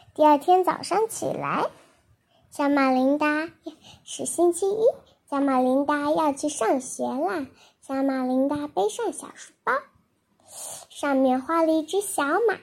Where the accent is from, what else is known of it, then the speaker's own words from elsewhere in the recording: China; 我是中国的